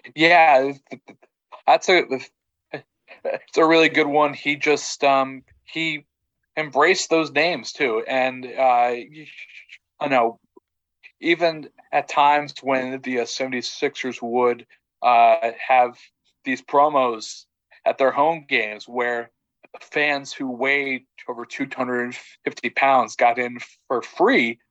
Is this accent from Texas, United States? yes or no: yes; Texas, United States; as someone who grew up in Texas